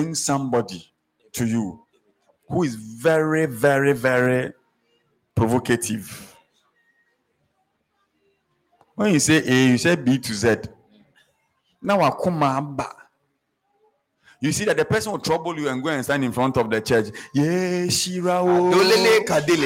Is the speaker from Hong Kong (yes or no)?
no; Accra, Greater Accra, Ghana; At age 6, in fact, I started primary school, so I was maybe 5. I was walking from Roman Ridge, through Kalkudi